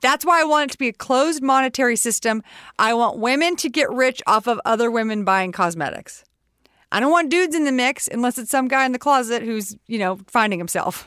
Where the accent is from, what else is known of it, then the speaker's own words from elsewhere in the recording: Texas, United States; We're both from Texas.